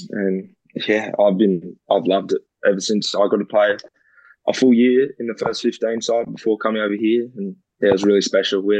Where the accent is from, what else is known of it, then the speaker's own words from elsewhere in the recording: Canada; I was like, oh, that'd be pretty cool if it'd be them because I'm Canadian, and that'd be mm. pretty special to go over there and play.